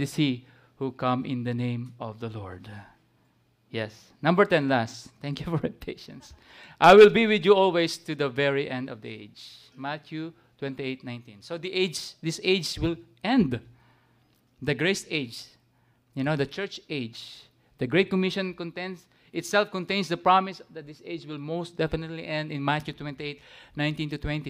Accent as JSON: {"language": "English", "country": "Philippines", "said": "Even as Gentiles, as Filipino"}